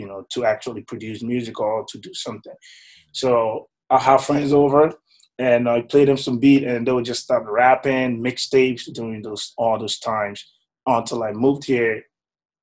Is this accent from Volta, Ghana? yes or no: no; Tema, Greater Accra, Ghana; also born or lived in Cape Coast, Ghana; I was born in Ghana, in Madeline. I was raised, you know, in Tema.